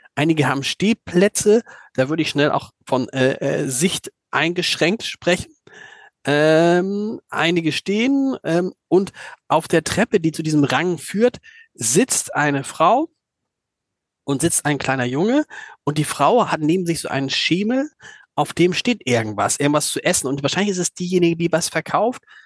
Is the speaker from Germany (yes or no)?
yes; Hamburg, Germany; als Hamburger